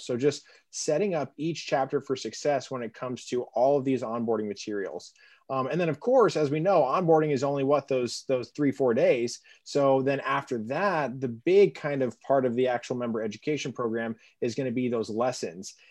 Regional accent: Colorado, United States; now in Chicago, United States; I'm originally from Colorado

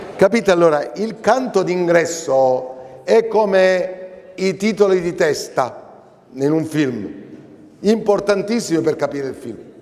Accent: Sicily, Italy; noi, al solito nostro siciliano, io siciliano

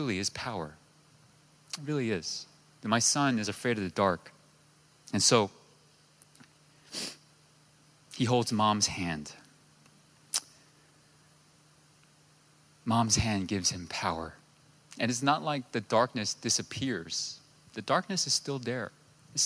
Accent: New York, United States; moved away; I'm from New York

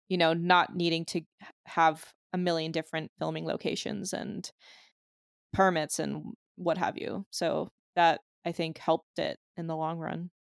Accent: Illinois, United States; I also grew up in Illinois, but my mascots were just racist

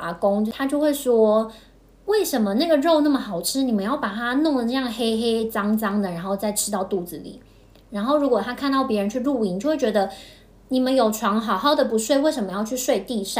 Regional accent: Taiwan; first language Taiwanese Hokkien; Chinese is a second language; 我们应该是小时候在家都是讲闽南语，就讲台语，所以到了幼稚园才开始讲国语。

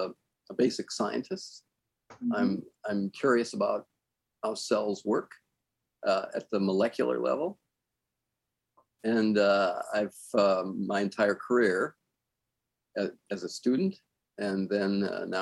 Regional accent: Southern California, United States; I grew up in Southern California

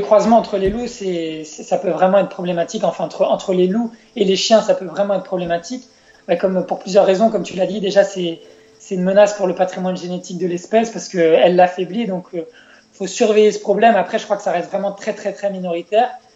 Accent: France; chez nous en France

